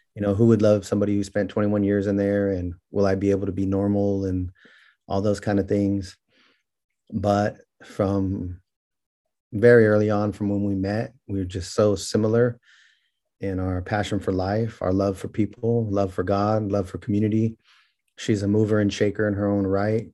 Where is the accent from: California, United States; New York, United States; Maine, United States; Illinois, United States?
California, United States; Merced; born or raised there; also born or lived in Bakersfield, California